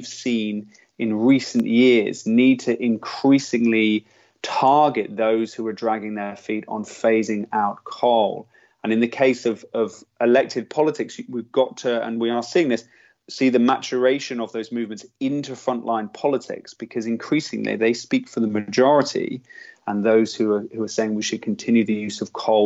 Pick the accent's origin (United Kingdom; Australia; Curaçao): United Kingdom; as a British person